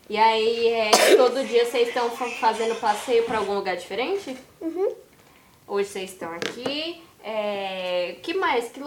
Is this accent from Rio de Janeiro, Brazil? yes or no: yes; Rio de Janeiro, Brazil; Eu sou do Rio.